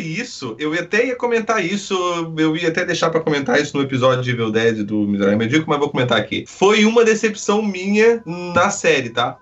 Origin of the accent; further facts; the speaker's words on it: Rio de Janeiro, Brazil; eu sou do Rio